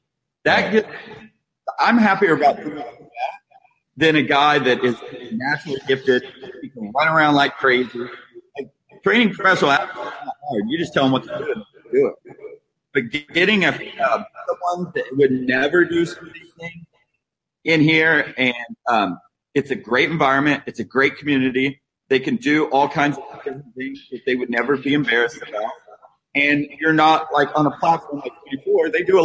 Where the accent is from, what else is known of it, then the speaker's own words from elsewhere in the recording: Huntington, West Virginia, United States; born there; also born or lived in Houston, Texas / California; Yeah, I was born in Huntington, West Virginia. So small town in West Virginia. And moved to Houston, Texas. My dad got transferred, moved to Houston, Texas